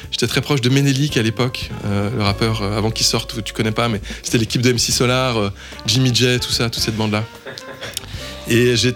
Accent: Lyon, Auvergne-Rhône-Alpes, France; Euh, en fait, j'habite, je, suis né, j'ai grandi à Lyon, à côté de Jazz à Vienne.

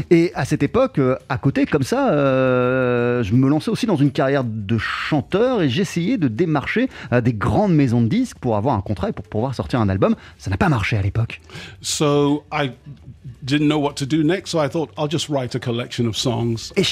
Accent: Brixton, London, United Kingdom; French is a second language; also born or lived in Nigeria; je suis né en Grande-Bretagne, en Angleterre, à l'âge de 7 ans. Je suis parti au Nigeria où j'ai résidé durant 10 années. Je suis ensuite revenu en Angleterre, à Londres, puis à Brixton.

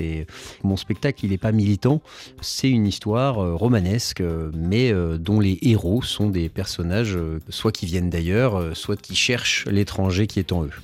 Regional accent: Paris, Île-de-France, France; J'ai grandi à Paris, dans le 18e arrondissement, un quartier plutôt populaire

